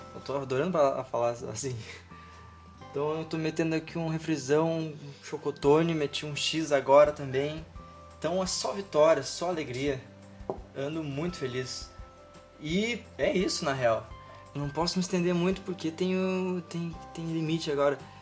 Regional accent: Rio Grande do Sul, Brazil; eu sou daqui do Rio Grande do Sul

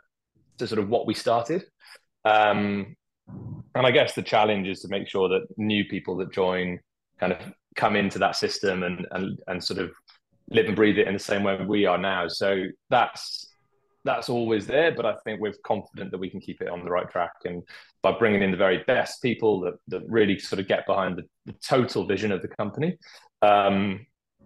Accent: Wales, United Kingdom; I'm Welsh

